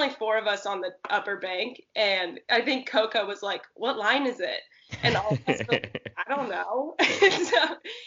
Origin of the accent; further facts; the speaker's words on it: Santa Cruz, California, United States; moved away as an adult; also born or lived in Oregon / Arkansas; I grew up in Santa Cruz, which is like surf city, California